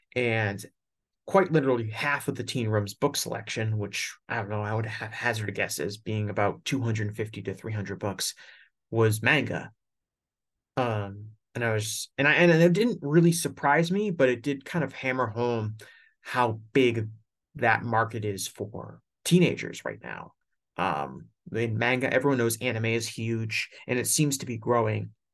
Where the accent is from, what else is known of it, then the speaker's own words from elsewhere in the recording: United States; I'm an American